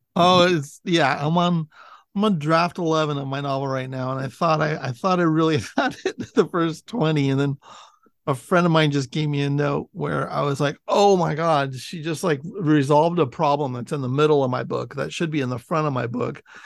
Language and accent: English; Millbrae, California, United States; me growing up in Millbrae, I grew up near Candle